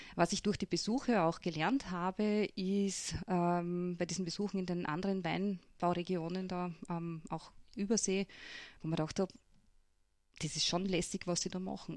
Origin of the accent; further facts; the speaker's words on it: Lutzmannsburg, Burgenland, Austria; ich bin ja aufgewachsen in Lutzmannsburg auf einem Bauernhof